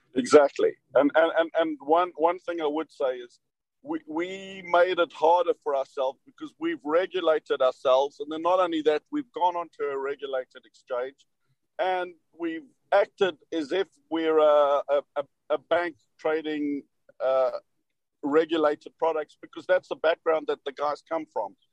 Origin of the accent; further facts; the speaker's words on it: South Africa; moved away; me being South African, they couldn't place my accent.